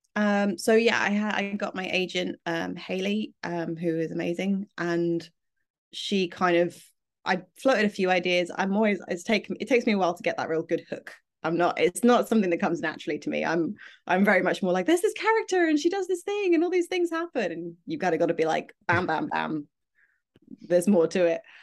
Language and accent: English; United Kingdom